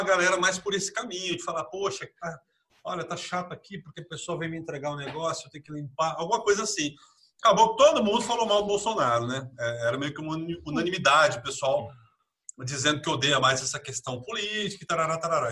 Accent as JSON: {"language": "Portuguese", "town": "São Vicente", "region": "São Paulo", "country": "Brazil", "said": "eu sou de São Vicente"}